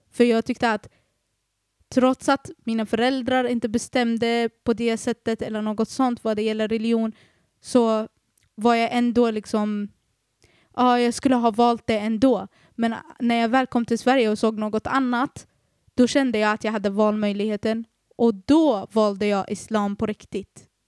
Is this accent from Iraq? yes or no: yes; Iraq; moved away; Dock så är jag från Irak